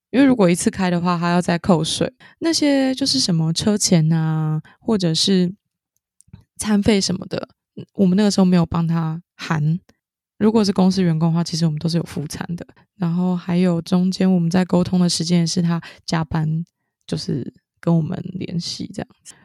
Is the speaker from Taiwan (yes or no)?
yes; southern Taiwan, Taiwan; accent: southern (Taiwanese); 我是南部， 南部的口音担当， 南部的口音担当